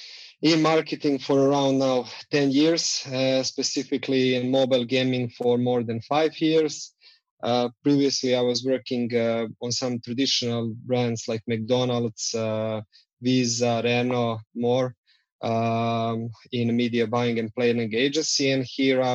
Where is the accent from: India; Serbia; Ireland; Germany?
Serbia; Belgrade; So we are based in Belgrade, Serbia.